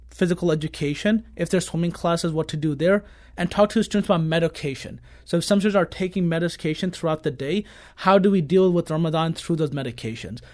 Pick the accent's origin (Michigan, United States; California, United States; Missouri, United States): Missouri, United States; Kirkwood; I grew up in Kirkwood my entire life from elementary, middle, and high school